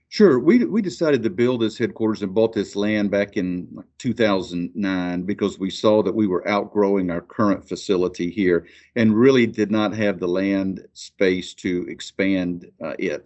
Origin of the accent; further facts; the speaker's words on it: Amicalola EMC area, Georgia, United States; my hometown electric co-op, Amakalola E M C